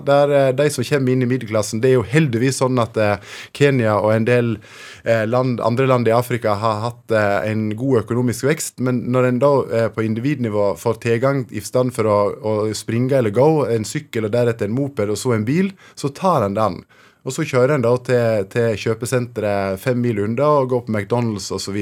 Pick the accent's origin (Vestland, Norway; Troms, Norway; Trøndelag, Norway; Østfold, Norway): Vestland, Norway; Fortun; i Fortun, eh, der jeg vokste opp